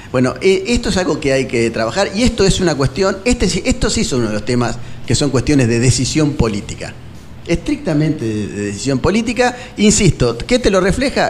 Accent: Nueve de Julio, Argentina; somos de la provincia y somos también de Nueve de Julio

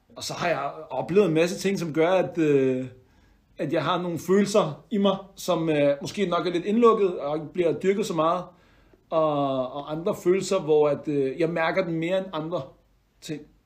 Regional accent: Denmark; jeg er dansk marokkaner i den forstand, at mine forældre er fra Marokko af, mm. men øh, jeg er født og opvokset her

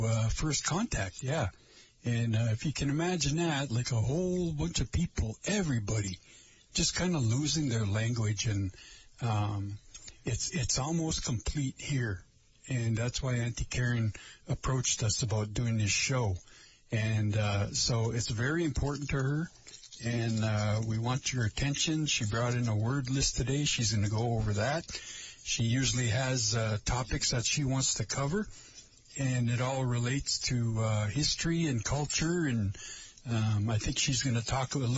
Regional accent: Lake Vermilion, Minnesota, United States; I am from Lake Vermilion, or where I am from is Lake Vermilion

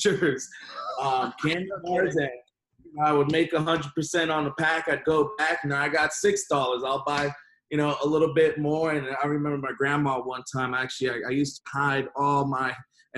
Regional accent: Miami, Florida, United States; originally I'm born and raised in Miami

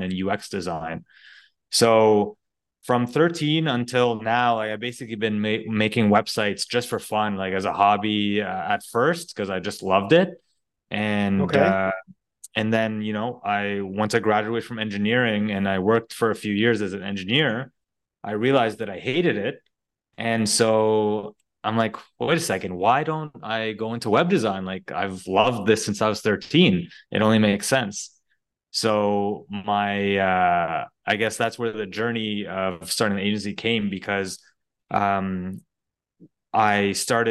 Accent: Ottawa, Ontario, Canada; moved away as an adult; also born or lived in Monterrey, Mexico; now in Montreal, Canada; I actually grew up in Ottawa, Omar. So born and raised in Ottawa, lived there most of my life from like 0 to 30

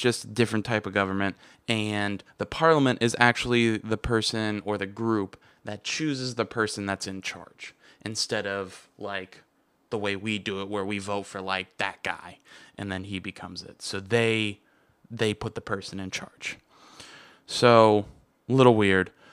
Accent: United States; I'm American

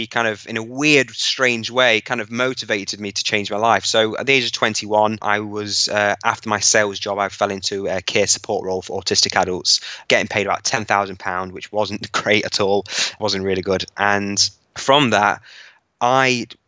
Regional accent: Hucknall, East Midlands, United Kingdom; so I'm from Nottingham in the East Midlands, from a town called Hucknall. So I grew up fairly average

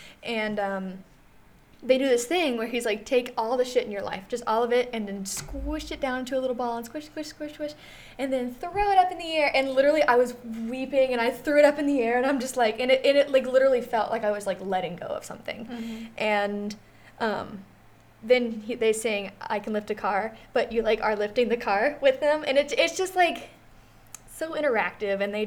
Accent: Cincinnati, Ohio, United States; I'm from Cincinnati, kind

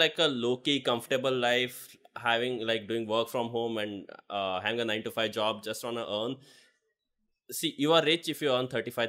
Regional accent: Haveri, Karnataka, India; moved away as an adult; now in Bangalore, India; It's still my hometown.

